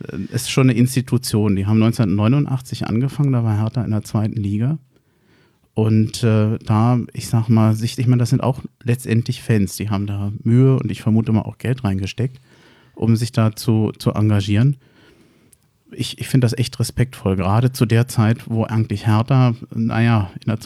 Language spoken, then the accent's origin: German; Berlin, Germany; Also als Berliner sage ich FC Will.